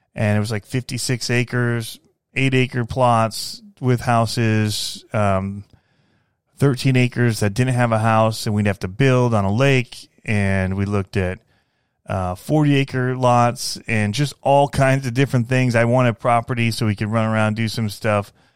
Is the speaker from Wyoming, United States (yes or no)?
no; Fenton, Michigan, United States; moved away as an adult; I grew up in Michigan